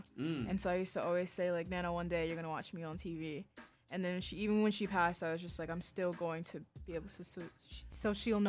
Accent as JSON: {"language": "English", "area": "Howard County", "region": "Maryland", "country": "United States", "tie": "born or raised there", "also_born_or_lived": "Harlem, New York", "said": "I've been raised in Howard County ever since."}